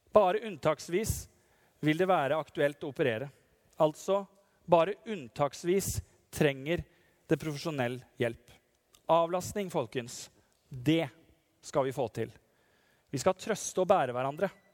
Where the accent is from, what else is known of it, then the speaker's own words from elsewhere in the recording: Nissedal, Telemark, Norway; fra Nissedal, der jeg kommer fra, heimbygda mi